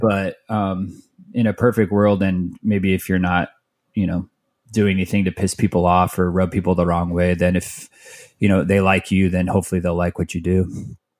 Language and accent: English; Mesa, Arizona, United States; also born or lived in Tempe, Arizona / Phoenix, Arizona; I grew up in Mesa, which is like a suburb of, of Phoenix